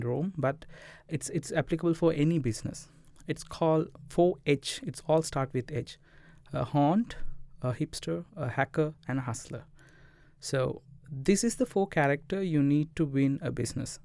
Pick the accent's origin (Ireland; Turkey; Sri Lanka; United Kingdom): Sri Lanka; Colombo, Western Province; moved away as an adult; also born or lived in Jaffna; I was, uh, from Colombo, studied in Bamlupiti, Indu, and I switched to Jaffna University for computer science